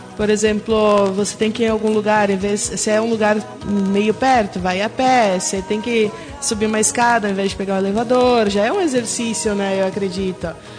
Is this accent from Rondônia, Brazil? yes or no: yes; Rondônia, Brazil; sou rondoniense